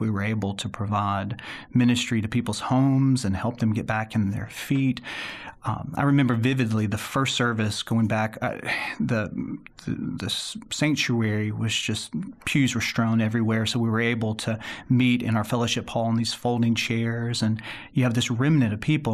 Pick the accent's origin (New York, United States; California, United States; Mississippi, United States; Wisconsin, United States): Mississippi, United States; Clinton; moved away as an adult; now in Birmingham, United States; Home for me is a suburb of Jackson, Mississippi called Clinton, Mississippi, and I grew up there from kindergarten through Mississippi College